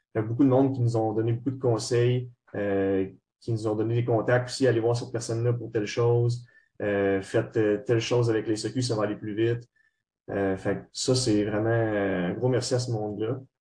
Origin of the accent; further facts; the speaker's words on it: Trois-Rivières, Quebec, Canada; moved away as an adult; now in Montreal, Canada; les gars, on vient tous de Trois-Rivières. Moi, en ce moment, j'étudie euh, à Montréal